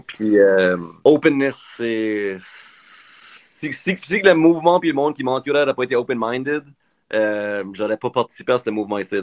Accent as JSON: {"language": "French", "town": "Moncton", "region": "New Brunswick", "country": "Canada", "moved": "yes", "said": "ça fait 10 ans que je, suis pas à Moncton"}